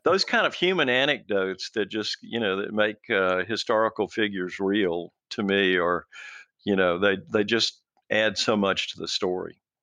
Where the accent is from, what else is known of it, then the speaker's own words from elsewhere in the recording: Mobile, Alabama, United States; moved away as an adult; also born or lived in Charlotte, North Carolina; I grew up in Mobile, uh, y, on the, in the southern part of Alabama